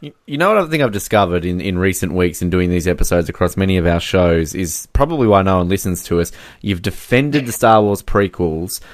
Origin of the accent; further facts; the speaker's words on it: Australia; I'm Australian.